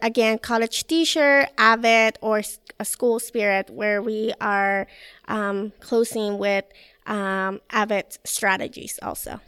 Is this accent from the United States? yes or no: no; Mexico; moved away; I'm from Mexico